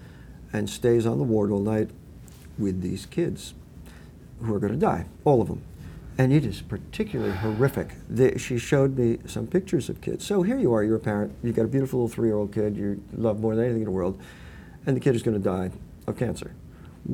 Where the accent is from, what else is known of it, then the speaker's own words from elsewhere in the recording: Westchester County, New York, United States; moved away as an adult; now in California, United States; I grew up in Westchester in a housing development with woods out back